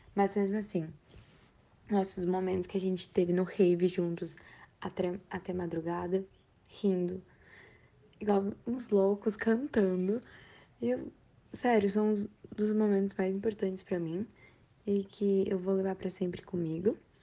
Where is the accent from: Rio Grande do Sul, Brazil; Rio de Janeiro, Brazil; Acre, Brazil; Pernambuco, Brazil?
Rio Grande do Sul, Brazil; Eu Sou do Rio Grande do Sul